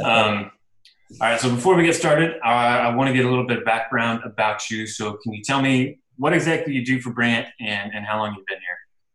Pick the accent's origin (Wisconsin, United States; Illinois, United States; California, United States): Illinois, United States; I'm from Illinois, and here in the Midwest